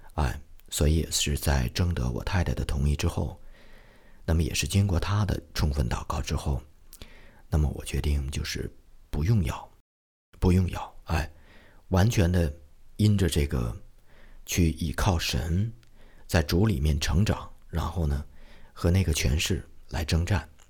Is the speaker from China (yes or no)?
yes; Shenyang, Liaoning, China; 我的家乡啊，沈阳